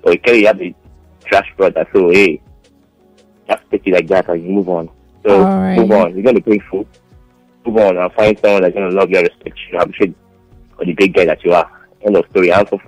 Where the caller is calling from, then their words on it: Kurudu, Federal Capital Territory, Nigeria; I'm calling from the Kurudu.